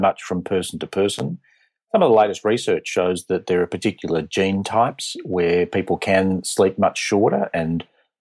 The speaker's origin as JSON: {"language": "English", "country": "Australia", "also_born_or_lived": "Boston", "accent": "Australian", "said": "So I trained initially as a pulmonologist from Australia. You can tell from my accent."}